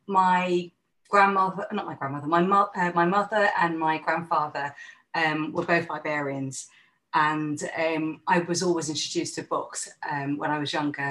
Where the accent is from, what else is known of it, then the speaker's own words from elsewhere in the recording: London, United Kingdom; now in Manchester, United Kingdom; being a Londoner at that time